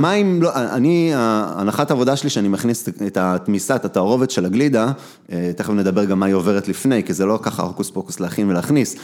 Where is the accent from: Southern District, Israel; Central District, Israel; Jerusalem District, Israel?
Central District, Israel; Kochav Yair; רוב הילדות שלי הייתה בכוכב יאיר